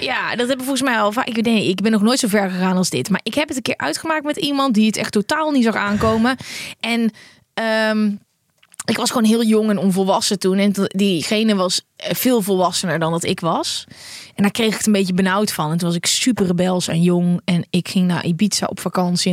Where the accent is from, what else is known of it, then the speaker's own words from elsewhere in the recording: Netherlands; Wij zijn Hollanders